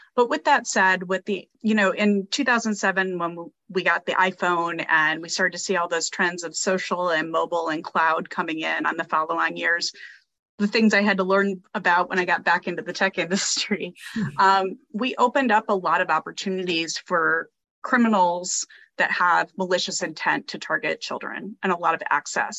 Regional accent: Midwest, United States; I grew up in the Midwest, we did tornado drills in school

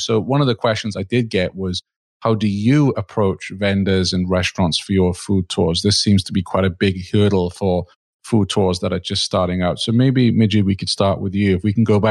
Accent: United Kingdom; now in Vermont, United States; being British

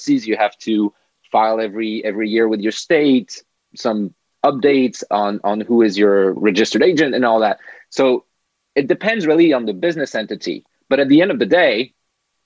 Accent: France; moved away as an adult; now in United States; I come from France

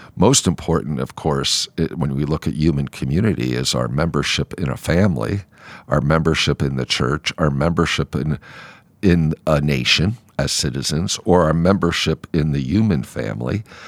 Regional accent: United States; proud to be an American

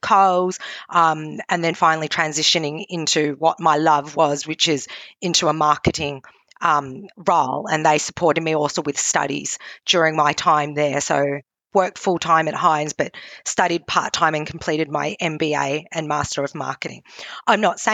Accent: Australia; I'm Australian, but my heritage is Cantonese. My parents migrated from Hong Kong

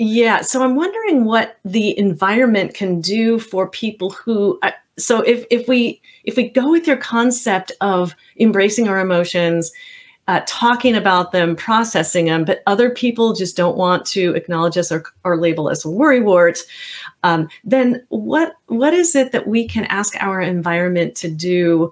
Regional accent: the Bay Area, California, United States; I grew up back in California in the Bay Area back in the 70s

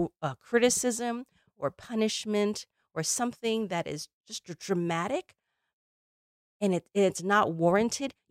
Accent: Illinois, United States; I grew up in Illinois

